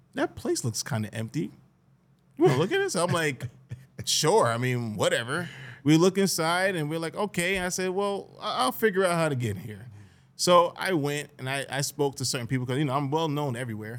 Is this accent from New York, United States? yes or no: yes; Greenburgh, New York, United States; I love growing up in Greenberg